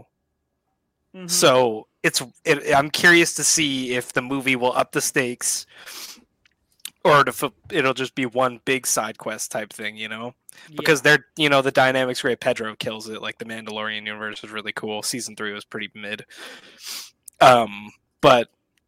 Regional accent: Calgary, Alberta, Canada; my hometown

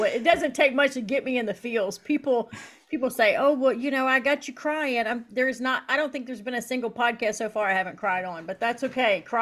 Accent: Appalachia, United States; I'm from Appalachia, and all those Appalachian artists

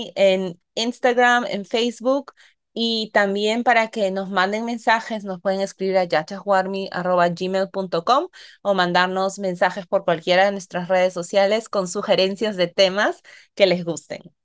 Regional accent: Peru; moved away as an adult; also born or lived in United States; ahora estoy en mi país de nacimiento

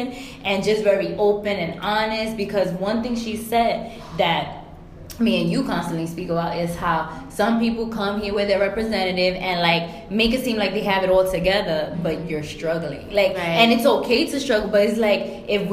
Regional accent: New York City, New York, United States; my homies from my block that I grew up with, like, it was just love because we're from New York City

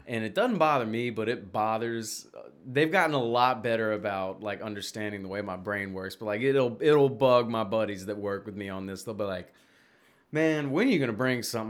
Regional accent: Memphis, Tennessee, United States; accent: Southern; I'm from Memphis. Like, I'm from Tennessee.

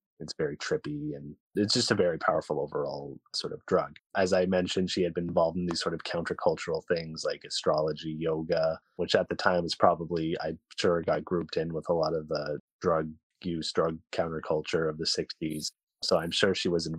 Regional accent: Massachusetts, United States; I'm also from Massachusetts.

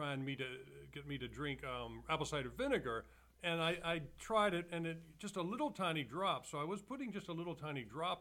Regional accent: Maryland, United States; moved away as an adult; also born or lived in Edmonton, Alberta, Canada / Red Deer, Alberta, Canada; I was born there. I'm actually a dual citizen, and I grew up here in Maryland

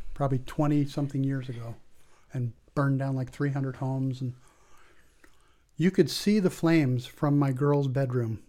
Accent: La Jolla, California, United States; moved away as an adult; also born or lived in Guatemala; I grew up in La Jolla, California. That's where I went to high

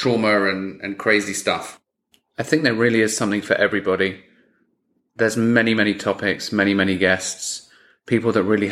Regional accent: England, United Kingdom; I'm English

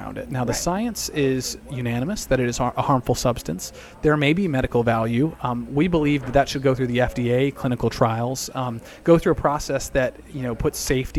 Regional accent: Colorado, United States; moved away as an adult; now in Washington, D.C., United States; I'm from Colorado, so I've lived it. I've seen kind of the marijuana legalization experience firsthand. Raised my 2-year-old daughter there. Now we're in D.C.

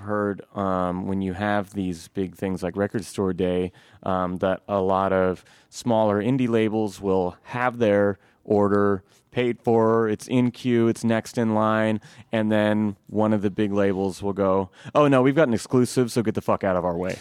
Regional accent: Eugene, Oregon, United States; I grew up in North Eugene

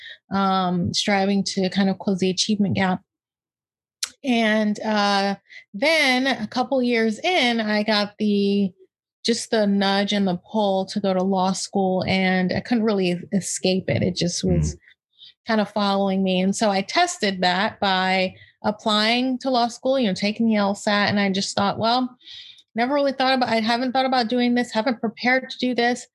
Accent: Palm Beach County, Florida, United States; I grew up in Palm Beach County, Florida.

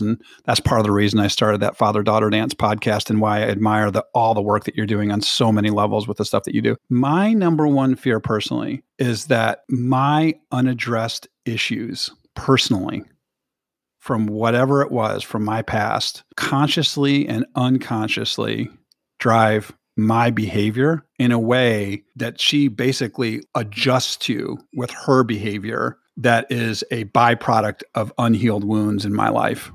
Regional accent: South Bend, Indiana, United States; now in Michigan, United States; I grew up in South Bend, Indiana, with four brothers

